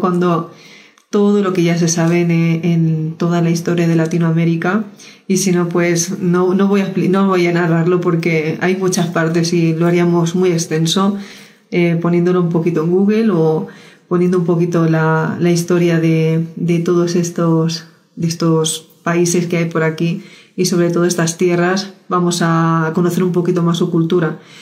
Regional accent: Spain; yo soy española

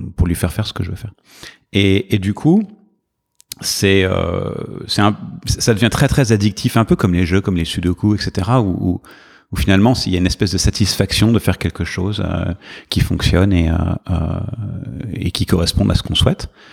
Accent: Paris, Île-de-France, France; moved away as an adult; now in New York, United States; J'ai grandi à Paris

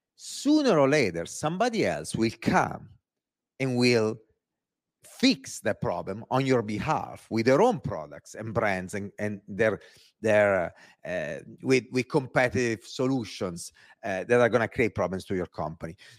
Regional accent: Italy; accent: Italian; English is a second language; moved away; my Italian accent

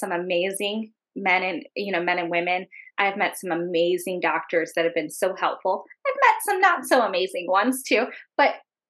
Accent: Indiana, United States; moved away; I'm from Indiana

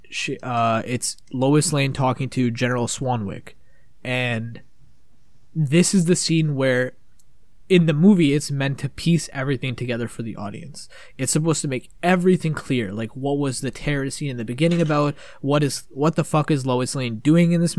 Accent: Canada; We're fucking from Canada.

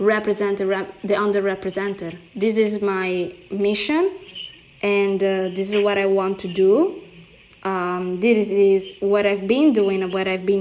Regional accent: Italy; accent: Italian; English is a second language; moved away as an adult; now in United States; Italian, Brazilian, born and raised in Italy with a Brazilian family, but living in the United States

